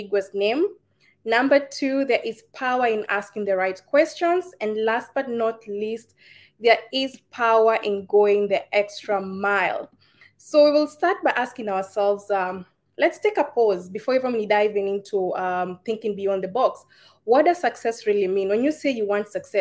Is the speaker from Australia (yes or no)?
no; Kenya; now in United Arab Emirates; I am a Kenyan. I'm in the United Arab Emirates.